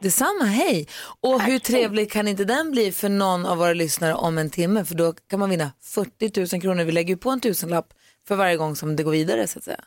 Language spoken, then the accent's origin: Swedish; Luleå, Norrbotten County, Sweden; i Luleå, där jag kommer ifrån